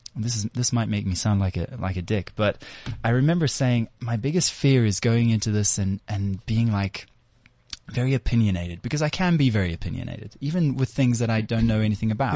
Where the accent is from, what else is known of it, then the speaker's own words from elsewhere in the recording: South Africa; we're proudly South Africans